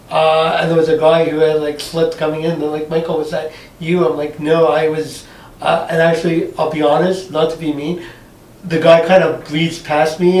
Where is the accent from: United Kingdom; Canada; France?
Canada; Montreal, Quebec; now in Ottawa, Canada; Uh, no, so I, I came from Montreal.